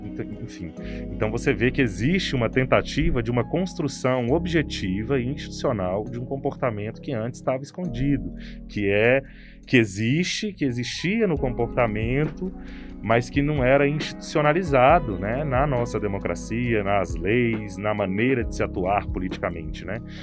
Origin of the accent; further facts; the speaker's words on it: Brazil; da nossa identidade como brasileiro